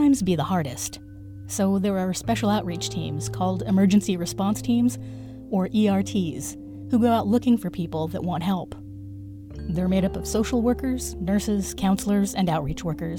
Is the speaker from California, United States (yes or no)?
yes; Los Angeles, California, United States; my hometown, Los Angeles, California